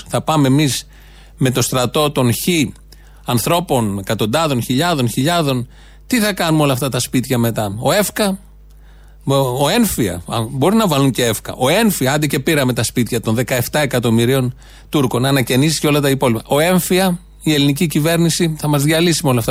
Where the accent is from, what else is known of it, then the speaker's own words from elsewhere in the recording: Greece; είμαι Έλληνας είμαι και Ευρωπαίος